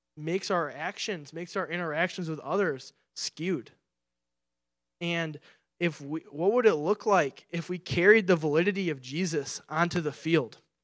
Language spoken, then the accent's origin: English; Clarkston, Michigan, United States; I'm from Clarkston, Michigan, and when I first, when I was in high school, I got my first summer job